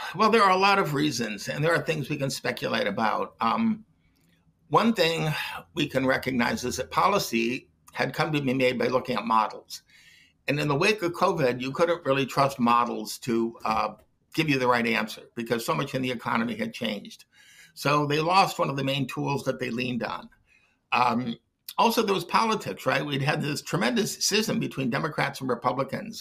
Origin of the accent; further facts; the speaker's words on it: Detroit, Michigan, United States; I grew up in Detroit